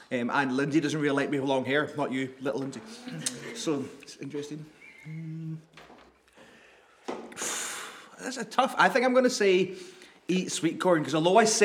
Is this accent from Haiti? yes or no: no; Northern Ireland, United Kingdom; I grew up in Northern Ireland